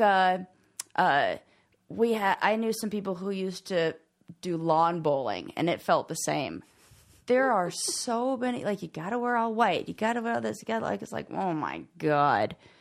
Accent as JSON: {"language": "English", "town": "Los Angeles", "region": "California", "country": "United States", "tie": "born or raised there", "moved": "yes", "lives_now": "Colorado, United States", "said": "somebody who has lived in L A and, like, born and raised in Los Angeles"}